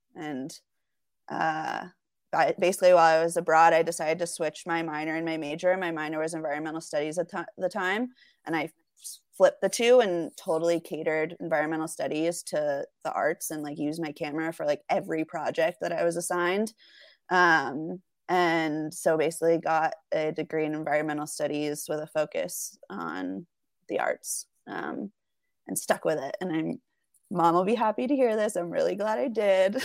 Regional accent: the Catskills, New York, United States; moved away as an adult; also born or lived in Burlington, Vermont; now in Salt Lake City, United States; I'm originally from the Catskills in New York, um, so about two hours north of New York City.

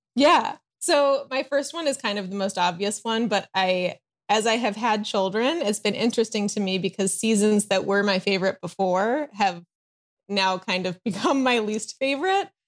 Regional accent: Chicago, Illinois, United States; also born or lived in East Coast, United States; now in Southern California, United States; I live in Southern California, although I'm originally from the Chicago area and lived, um, on the East Coast for a while

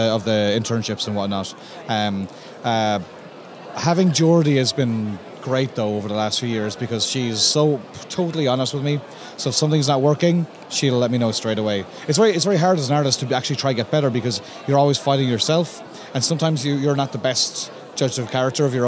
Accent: Limerick, Munster, Ireland; I grew up around Limerick, and then when I was like in my teens, I went to art college in Limerick

